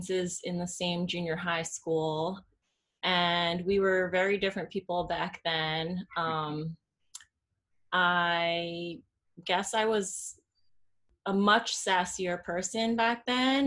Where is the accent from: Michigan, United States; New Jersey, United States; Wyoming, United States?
New Jersey, United States; also born or lived in Massachusetts / Rhode Island; I'm Chinese American. I was born and raised in New Jersey